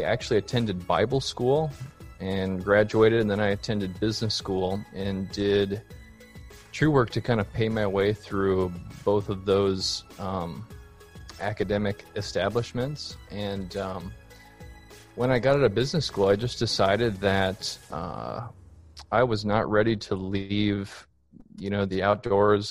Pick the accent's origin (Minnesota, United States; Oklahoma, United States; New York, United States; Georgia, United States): Minnesota, United States; Minneapolis; moved away as an adult; also born or lived in Colorado Springs, Colorado; now in Fort Worth, United States; I'm originally from Minneapolis, Minnesota